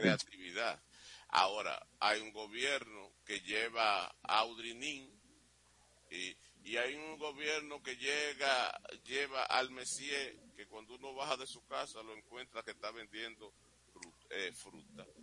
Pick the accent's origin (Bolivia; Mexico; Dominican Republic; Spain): Dominican Republic; yo soy un dominicano que aspira a vivir en un país bueno